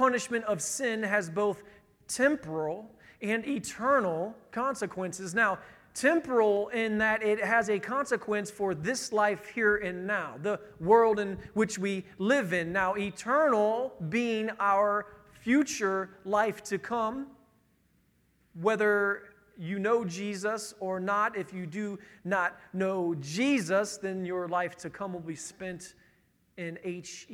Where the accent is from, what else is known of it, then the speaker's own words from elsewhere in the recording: Northern Indiana, United States; I'm from Northern Indiana